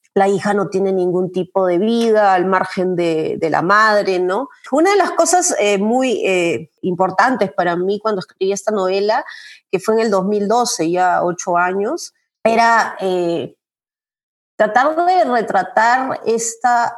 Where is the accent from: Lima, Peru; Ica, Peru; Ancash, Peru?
Lima, Peru; moved away as an adult; also born or lived in Cusco, Peru; now in Illinois, United States; yo soy de Lima, ¿no? He vivido hasta los... Eh, 24, 25 años que fui a vivir a Cusco, un año, he vivido en Lima, viví en Lima toda mi vida